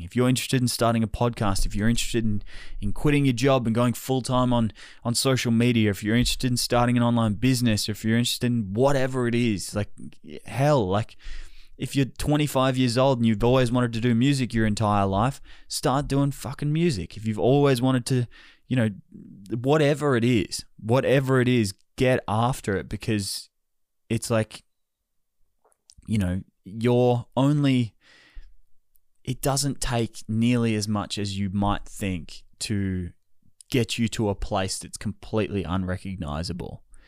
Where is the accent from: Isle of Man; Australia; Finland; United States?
Australia; as the Australian public here in Melbourne